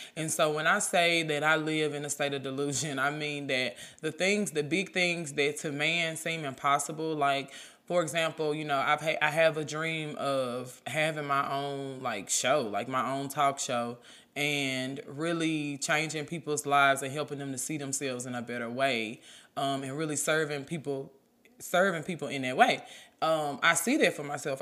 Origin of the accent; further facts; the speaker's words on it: Memphis, Tennessee, United States; I'm from Memphis, I say junt.